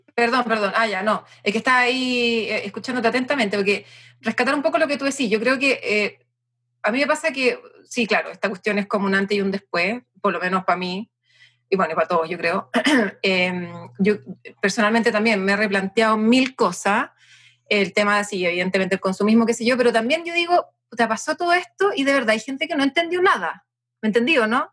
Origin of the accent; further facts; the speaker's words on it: Chile; yo no soy rusa, pues bueno soy, soy, soy bien chilena